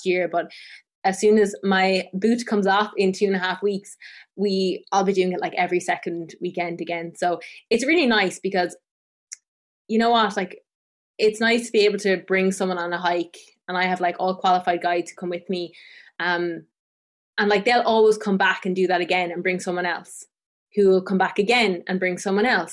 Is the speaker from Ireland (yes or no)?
yes; Tipperary, Munster, Ireland; I grew up in Tipperary, which is the south of Ireland, and I grew up on the foot of this mountain called Sheevan Mon